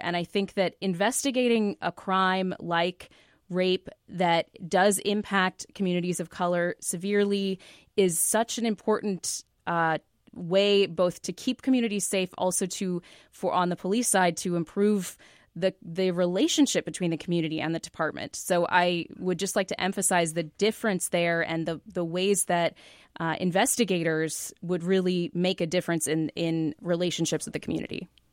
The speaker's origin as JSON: {"language": "English", "town": "Seattle", "region": "Washington", "country": "United States", "also_born_or_lived": "California", "moved": "yes", "said": "I'm from Seattle"}